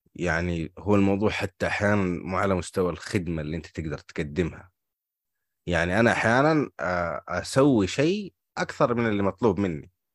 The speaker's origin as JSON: {"language": "Arabic", "region": "Hejaz", "country": "Saudi Arabia", "said": "عندنا في الحجاز"}